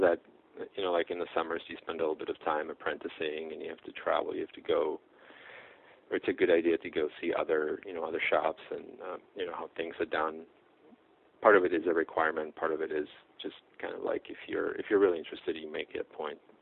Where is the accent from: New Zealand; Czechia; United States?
Czechia; moved away; from the Czech Republic. That's where I grew up.